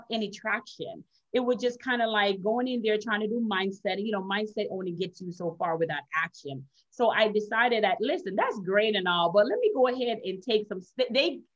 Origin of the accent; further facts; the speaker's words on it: Jamaica; accent: Jamaican; now in Florida, United States; I'm originally from Jamaica. I'm Jamaican and Chinese